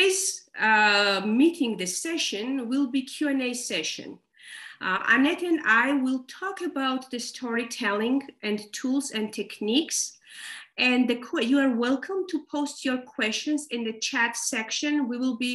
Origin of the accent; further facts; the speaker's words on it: Georgia; I'm from Georgia, Caucasus region